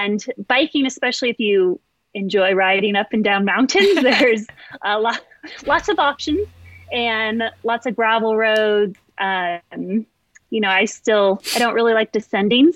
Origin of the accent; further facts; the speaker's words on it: California, United States; moved away as an adult; also born or lived in Nebraska / Texas; now in Park City, United States; I grew up in California and then went to school in Nebraska